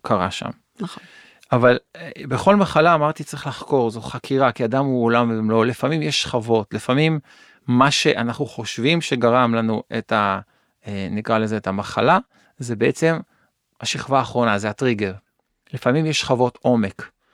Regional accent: Kiryat Yam, Haifa District, Israel; נולדתי באזור של קריית ים

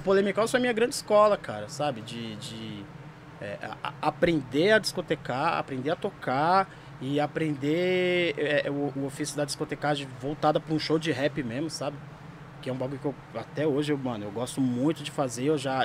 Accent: São Paulo, Brazil; also born or lived in Santo André; sou de São Mateus, eu moro em São Mateus

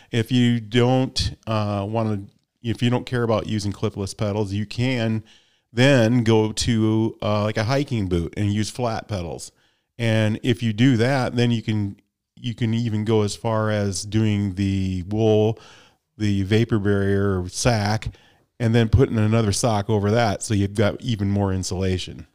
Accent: Midwest, United States; I'm from the Midwest

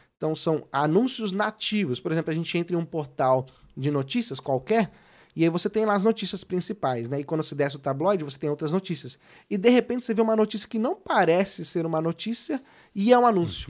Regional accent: São Paulo, Brazil; also born or lived in Sorocaba; eu sou de São Paulo, né? Eu mudei pra Sorocaba com os meus quinze anos

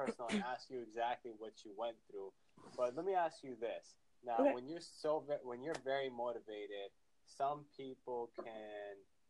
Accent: Florida, United States; accent: Southern; I'm from Florida.

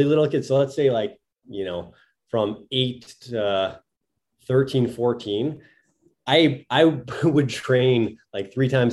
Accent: Thunder Bay, Ontario, Canada; moved away as an adult; also born or lived in Italy / United Kingdom; So I'm from Thunder Bay, Ontario. So we're about, I think, a 6-hour drive north of Minneapolis.

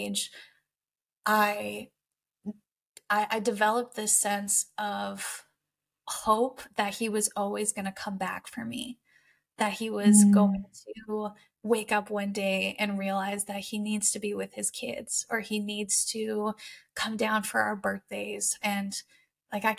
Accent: Canada; I am 27 and I'm Canadian

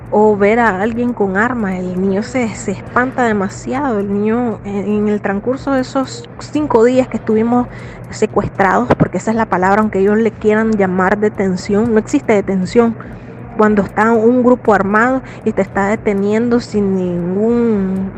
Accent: Nicaragua; moved away as an adult

